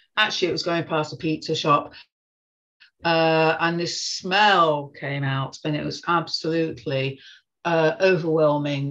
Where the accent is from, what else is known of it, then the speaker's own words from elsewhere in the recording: Birmingham, West Midlands, United Kingdom; moved away as an adult; now in Manchester, United Kingdom; I grew up in Birmingham uh, till I was 18, and to be honest, got out of there as soon as I could